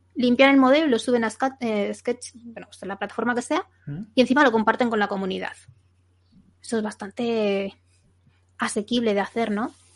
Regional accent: Zaragoza, Aragon, Spain; yo soy de Zaragoza

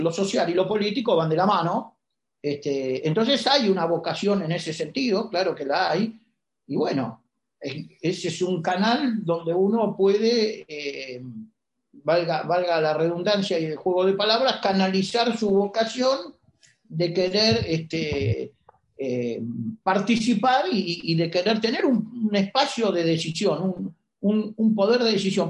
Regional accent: Argentina; somos los argentinos

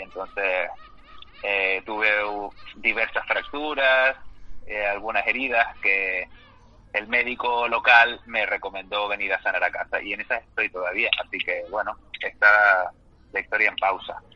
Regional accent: Canary Islands, Spain; me trajo a Canarias, que es de donde yo soy natural y donde estoy ahora mismo

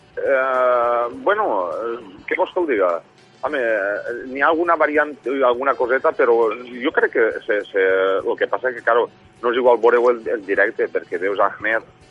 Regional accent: Xàtiva, Valencian Community, Spain; el vam estrenar el dia 15 d'agost de, de l'any passat, en el meu poble, en Xàtiva.

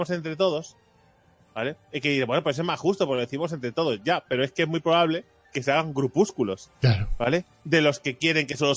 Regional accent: Barcelona, Catalonia, Spain; ¿Lo he entendido yo, que soy de Barcelona?

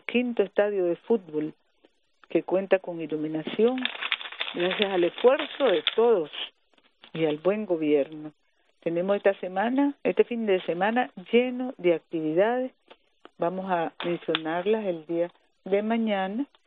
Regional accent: Nicaragua; somos las mujeres nicaragüenses

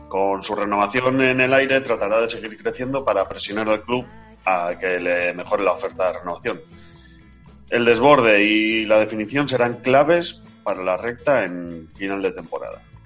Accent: Basque Country, Spain; Así somos los vascos.

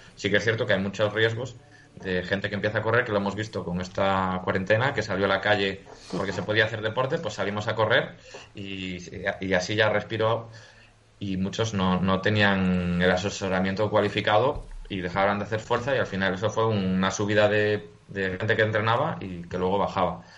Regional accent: Galicia, Spain; soy gallego

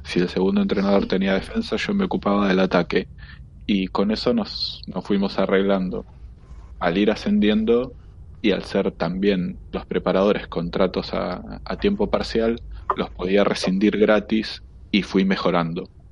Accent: Punta Alta, Buenos Aires Province, Argentina; yo soy de Punta Alta

